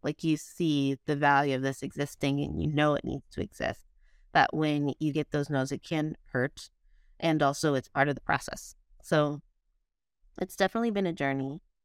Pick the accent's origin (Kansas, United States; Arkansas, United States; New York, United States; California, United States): California, United States; San Diego; also born or lived in West Virginia; now in Oakland, United States; I'm from San Diego, as I mentioned, grew up pretty basic.